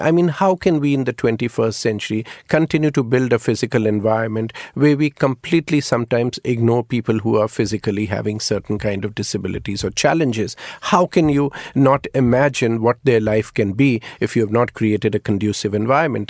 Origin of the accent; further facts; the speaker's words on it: India; as an Indian